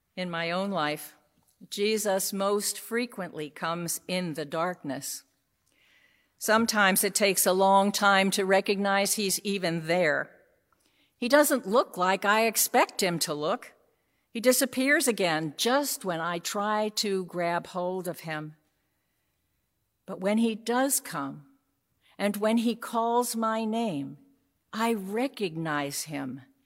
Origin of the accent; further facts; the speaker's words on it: New York City, New York, United States; I grew up in New York City